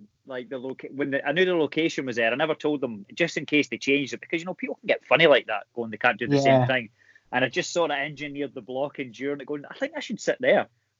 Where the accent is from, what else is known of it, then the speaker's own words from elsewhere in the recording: Scotland, United Kingdom; accent: Scottish; people know I'm Scottish